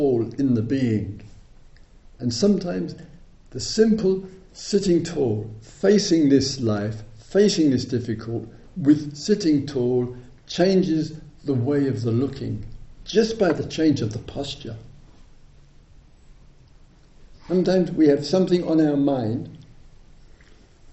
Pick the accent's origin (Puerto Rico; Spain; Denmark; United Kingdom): United Kingdom; England; I'm English